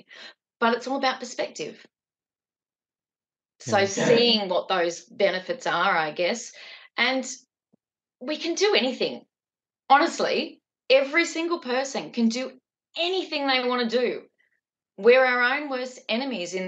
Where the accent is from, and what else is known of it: Newcastle, New South Wales, Australia